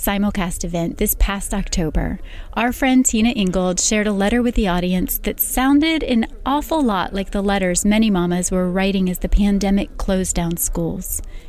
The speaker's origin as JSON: {"language": "English", "town": "West Point", "region": "New York", "country": "United States", "tie": "born or raised there", "said": "I grew up in West Point, New York, a tight-knit military community nestled along the grassy western bank of the Hudson River."}